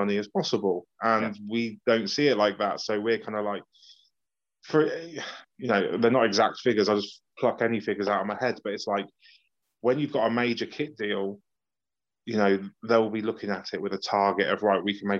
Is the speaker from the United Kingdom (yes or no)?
yes; Banbury, South East England, United Kingdom; Banbury United because that's who I played for as a teenager and that's my hometown